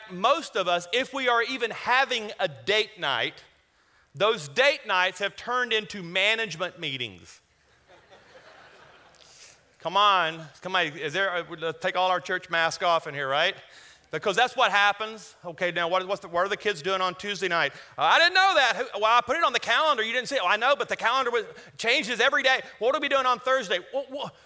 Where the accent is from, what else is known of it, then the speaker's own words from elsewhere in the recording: Louisiana, United States; now in Colorado, United States; I'm from Louisiana.